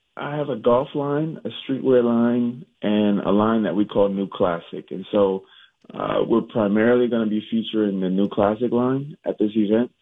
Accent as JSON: {"language": "English", "region": "Minnesota", "country": "United States", "tie": "born or raised there", "also_born_or_lived": "Jackson, Mississippi", "said": "Moved to Minnesota when I was seven, uh, and went to North High"}